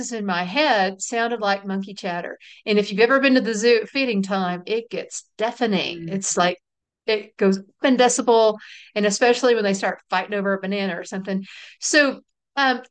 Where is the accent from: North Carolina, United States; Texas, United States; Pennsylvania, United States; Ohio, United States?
Texas, United States; We're from Texas